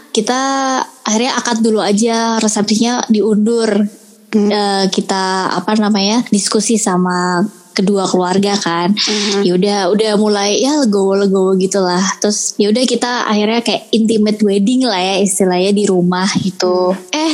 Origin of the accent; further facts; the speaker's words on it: Malang, East Java, Indonesia; now in Jakarta, Indonesia; Aku aku aku tuh aslinya orang Malang. Mm-hmm. Cuman sekarang lagi stay di Jakarta karena ikut mm-hmm. suami